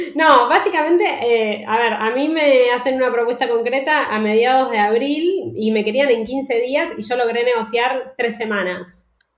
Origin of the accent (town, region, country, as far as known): Argentina; moved away as an adult; also born or lived in Netherlands / Barcelona; now in Madrid, Spain